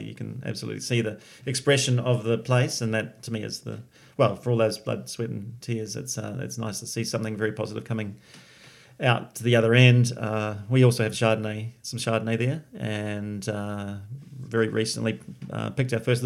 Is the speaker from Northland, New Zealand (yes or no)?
no; Katikati, Bay of Plenty, New Zealand; also born or lived in Taranaki; now in Hawke's Bay, New Zealand; my father then got into sheep and beef in the Bay of Plenty in a little town called Katikati